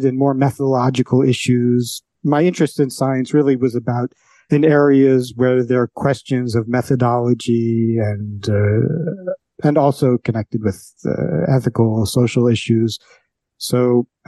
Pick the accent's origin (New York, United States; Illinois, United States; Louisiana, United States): New York, United States; New York City; I grew up on the Upper West Side of Manhattan, one of the world headquarters of political correctness